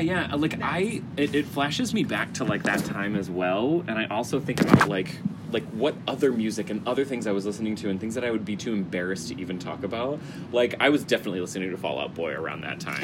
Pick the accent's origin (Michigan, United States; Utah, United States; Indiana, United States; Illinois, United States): Illinois, United States; Chicago; moved away; I'm from Chicago